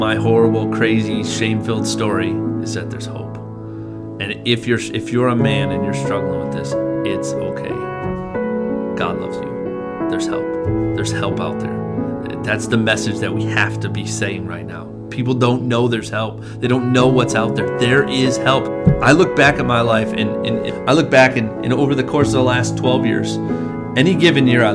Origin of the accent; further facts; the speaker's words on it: Madison, United States; I grew up right here in Madison